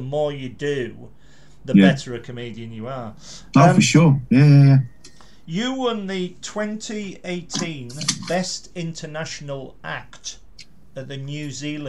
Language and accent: English; Carlisle, North West England, United Kingdom; moved away; also born or lived in Crewe; And he said, "Where are you from?" I said, "Carlisle."